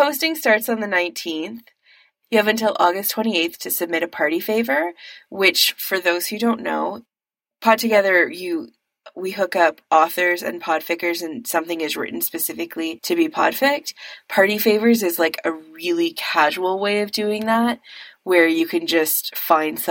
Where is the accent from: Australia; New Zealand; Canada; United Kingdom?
Canada; as a Canadian